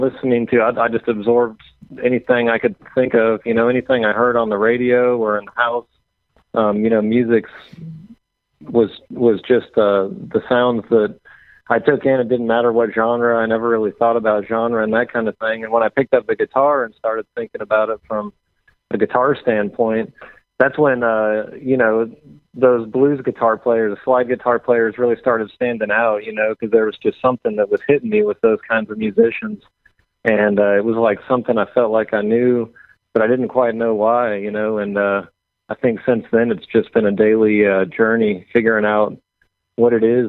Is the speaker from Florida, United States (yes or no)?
no; Seattle, Washington, United States; also born or lived in Southern California / North Carolina; now in Nashville, United States; Well, I was born in Southern California, grew up in Seattle, North Carolina, and my family moved around a lot when I was growing up with me and my brother and my mom.